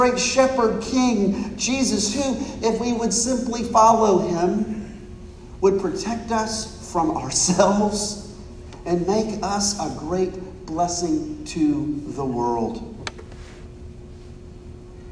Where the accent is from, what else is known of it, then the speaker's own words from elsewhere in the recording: United States; I'm an American